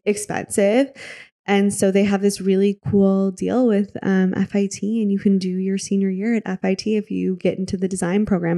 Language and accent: English; Michigan, United States; moved away as an adult; also born or lived in Wisconsin; now in New York, United States; I grew up in Michigan.